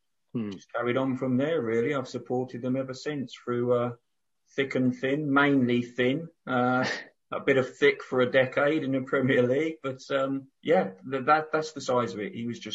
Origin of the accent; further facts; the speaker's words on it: Brighton, South East England, United Kingdom; Yeah, I'm a Brighton boy. I was brought up in Wooding Dean.